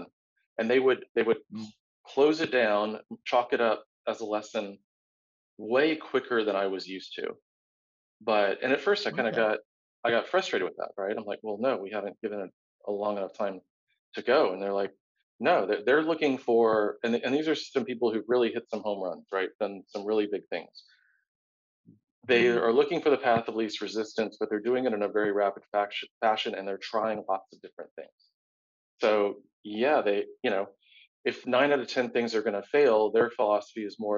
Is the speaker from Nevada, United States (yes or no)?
no; Tampa, Florida, United States; I grew up in Tampa